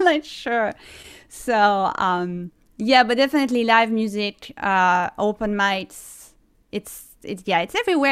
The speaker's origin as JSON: {"language": "English", "town": "Toulon", "region": "Provence-Alpes-Côte d'Azur", "country": "France", "tie": "born or raised there", "also_born_or_lived": "Cleveland, United States", "second_language": "English", "moved": "as an adult", "lives_now": "New York City, United States", "said": "I was born in Toulon, uh, which is a city near, um, Nice"}